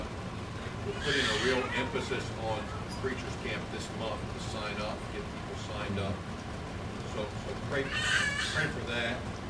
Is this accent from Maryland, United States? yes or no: yes; Maryland, United States; I was born in Maryland.